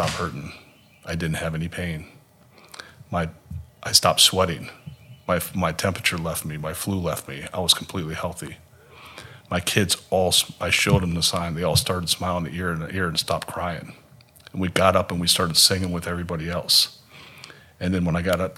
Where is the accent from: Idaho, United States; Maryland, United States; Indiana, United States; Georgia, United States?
Maryland, United States; also born or lived in Minnesota / Fairfax, Virginia; now in Haiti; I'm originally from Maryland